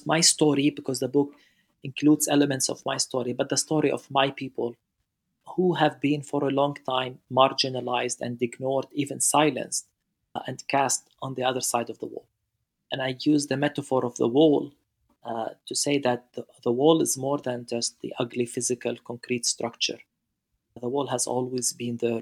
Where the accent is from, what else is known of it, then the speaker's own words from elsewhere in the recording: Beit Sahour, Bethlehem Governorate, Palestine; our house in Beit Sahur, which is outside of Bethlehem